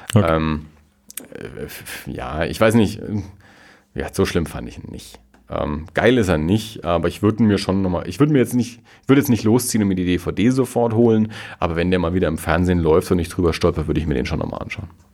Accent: Germany; wir als Deutsche

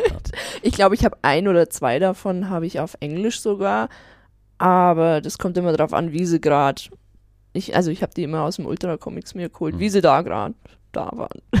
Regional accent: Marktredwitz, Bavaria, Germany; Ich komme äh, aus Oberfranken, aus Marktredwitz stamme ich ursprünglich alles klar.

